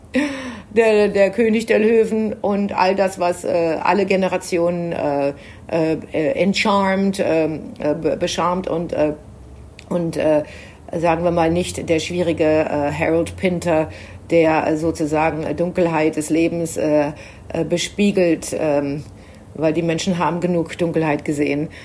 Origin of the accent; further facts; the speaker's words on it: Germany; für mich als Deutsche